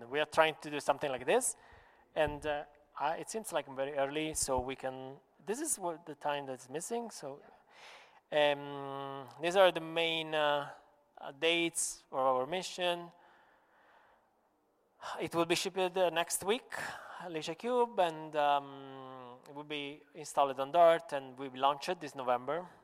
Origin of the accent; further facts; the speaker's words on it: Sicily, Italy; English is a second language; I said, I'm from the Sicilian, so Sicilian.